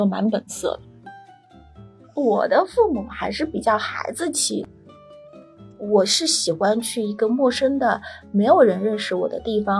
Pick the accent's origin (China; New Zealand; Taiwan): China; South China; also born or lived in Beijing; 可能是因为我是南方人的关系，就是那个声音的语调都是往上走的，不是像那个北方人的声音语调是往下的。